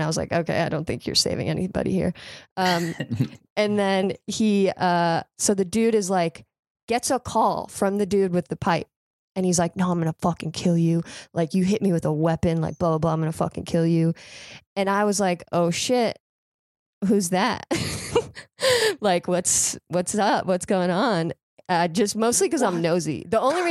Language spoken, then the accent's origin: English; near Palm Beach, South Florida, United States; moved away; I'm originally from South Florida